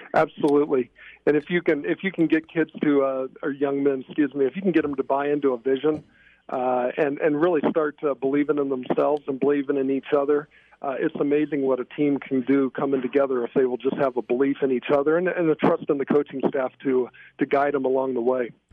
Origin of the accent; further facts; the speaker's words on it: Indiana, United States; moved away as an adult; also born or lived in Flint, Michigan; I was born in Flint, Michigan, but I lived in Indiana for probably about first 18 years of my life